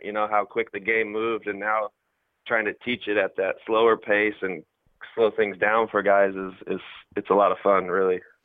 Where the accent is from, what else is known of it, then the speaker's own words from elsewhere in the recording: Fort Wayne, Indiana, United States; moved away as an adult; also born or lived in Arizona / Oakland; now in Nashville, United States; I'm from Fort Wayne